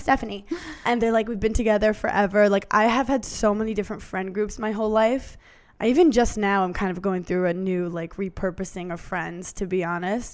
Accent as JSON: {"language": "English", "region": "New York", "country": "United States", "tie": "born or raised there", "said": "I'm from New York"}